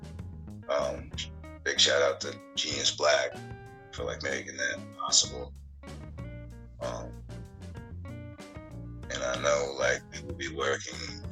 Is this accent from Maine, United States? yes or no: yes; Portland, Maine, United States; moved away as an adult; also born or lived in Pennsylvania; I grew up in Portland, Maine. Went to school in Westbrook.